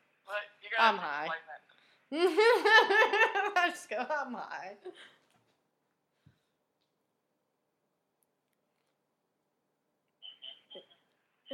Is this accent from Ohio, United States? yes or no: no; East Texas, United States; We're from East Texas